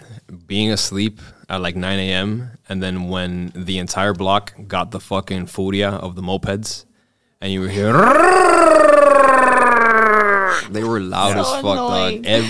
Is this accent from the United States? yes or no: yes; Hialeah, Florida, United States; This is so, growing up in Hialeah in the 90s, bro.